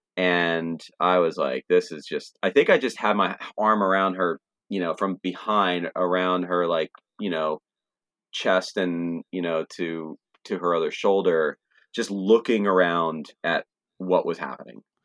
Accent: Trenton, New Jersey, United States; I grew up in Trenton area, and Trenton is thirty-five minutes away from Philly

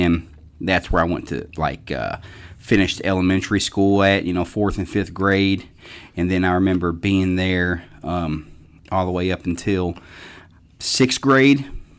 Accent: Louisville, Kentucky, United States; I grew up in Louisville.

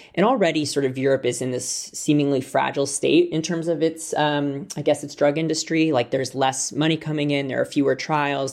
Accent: United States; moved away as an adult; now in United Kingdom; as an American who moved here two and a half weeks ago.

